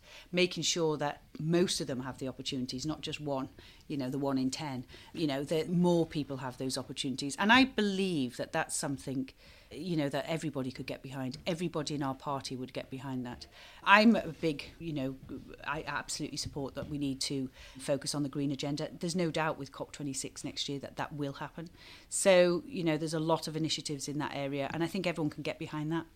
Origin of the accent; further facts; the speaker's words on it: Knowsley, North West England, United Kingdom; moved away; also born or lived in Chichester; I grew up in Knowsley, the values of the people that I grew up with and my family are the conservative values.